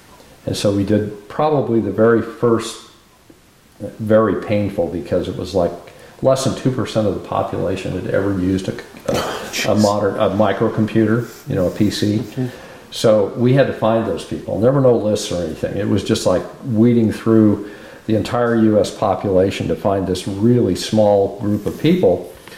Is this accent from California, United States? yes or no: yes; California, United States; I mean, we came from California. We were wine drinkers when we came here.